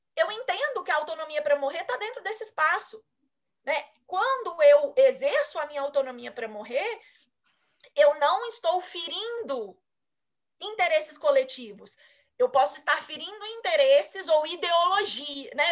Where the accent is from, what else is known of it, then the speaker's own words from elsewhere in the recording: Brazil; como brasileira